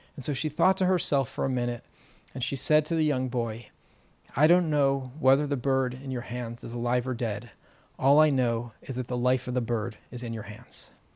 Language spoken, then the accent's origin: English; California, United States; I grew up in California